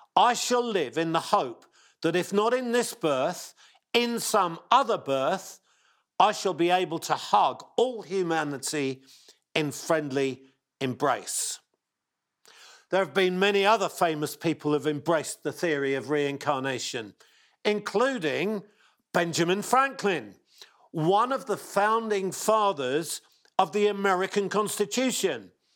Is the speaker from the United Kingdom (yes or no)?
yes; England, United Kingdom; accent: English; my English accent